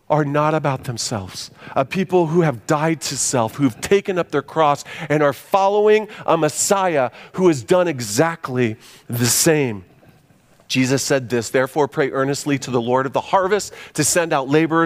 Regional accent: United States; as American Christians

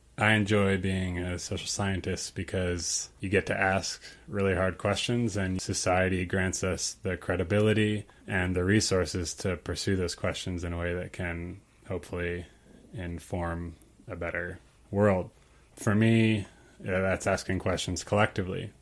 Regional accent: Ukraine; moved away; I grew up in Ukraine for most of my life

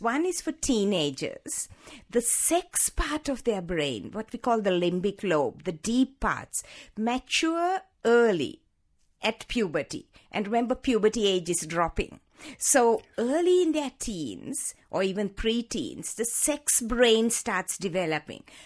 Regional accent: Sri Lanka; moved away as an adult; also born or lived in Hawaii; I was born in Sri Lanka, in the tea plantations of Sri Lanka, sixty-five years ago

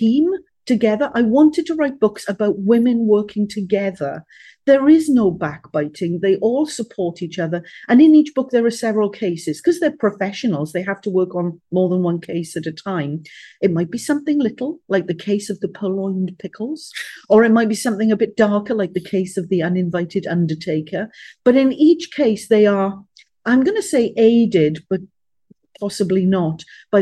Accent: Wales, United Kingdom; being a Welsh girl

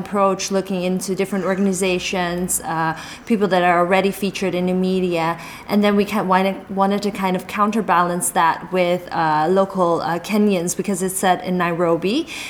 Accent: Netherlands; now in Shanghai, China; Like … and I are both Chinese. We even though we grew up in Holland, our cultural heritage and the way we look is definitely Chinese.

